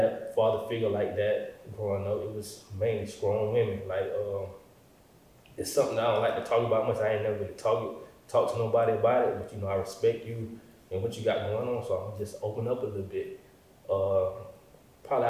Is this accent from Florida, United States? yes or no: yes; Jacksonville, Florida, United States; born or raised there; moved away